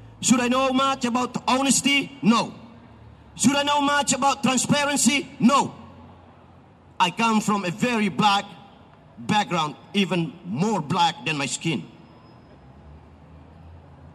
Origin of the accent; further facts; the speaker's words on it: Timor-Leste; now in Australia; I'm here from Timor